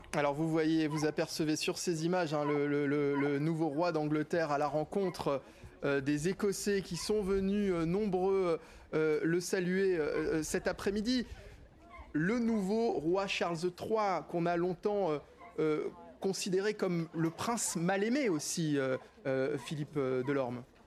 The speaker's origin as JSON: {"language": "French", "country": "France", "said": "nous en tant que Français"}